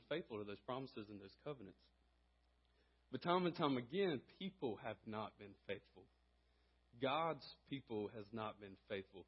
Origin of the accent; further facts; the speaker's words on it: Conway, South Carolina, United States; moved away as an adult; also born or lived in Greenville, South Carolina; now in Abbeville, United States; I grew up in Conway, South Carolina